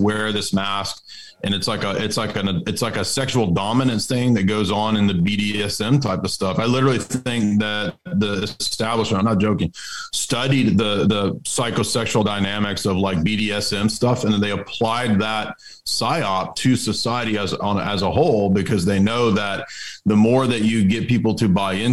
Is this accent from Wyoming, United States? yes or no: no; Tennessee, United States; I'm from Tennessee